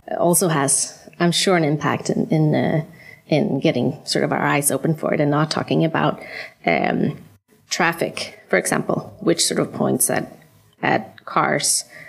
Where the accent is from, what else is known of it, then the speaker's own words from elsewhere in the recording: Sweden; moved away as an adult; also born or lived in United States / New York; now in Copenhagen, Denmark; I'm from Sweden, uh, where I was trained as an architect.